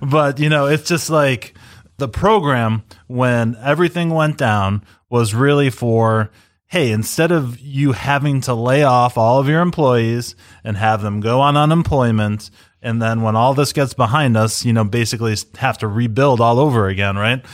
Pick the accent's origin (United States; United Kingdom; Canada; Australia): United States; we're all American.